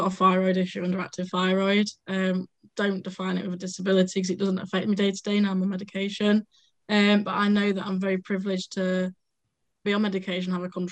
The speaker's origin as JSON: {"language": "English", "town": "Sheffield", "region": "Yorkshire and the Humber", "country": "United Kingdom", "tie": "born or raised there", "said": "I'm from Sheffield. I've lived in Sheffield all my life."}